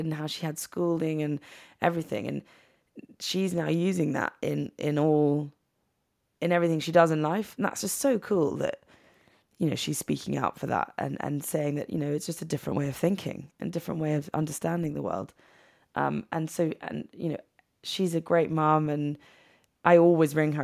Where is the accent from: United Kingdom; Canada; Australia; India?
United Kingdom; England; moved away as an adult; also born or lived in New York; we would hang out in New York as English people, not knowing anyone